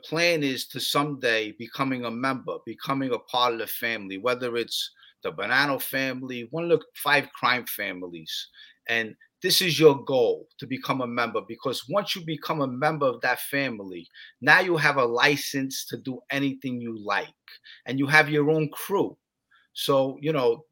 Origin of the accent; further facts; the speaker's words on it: New York City, New York, United States; I'm from Bensonhurst